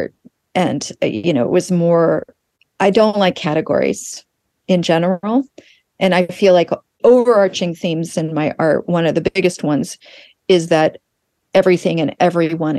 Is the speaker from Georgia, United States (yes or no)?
no; Tulsa, Oklahoma, United States; moved away; I grew up in Tulsa, Oklahoma, and my parents were New Yorkers, and they moved there right before I was born.